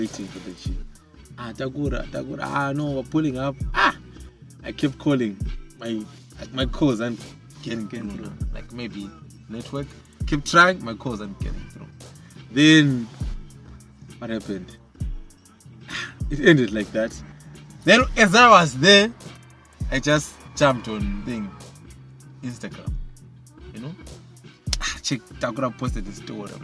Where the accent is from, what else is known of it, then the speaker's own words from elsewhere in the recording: Bulawayo, Zimbabwe; I'm from Bulawayo. I'm a Zimbabwean at the end of the day.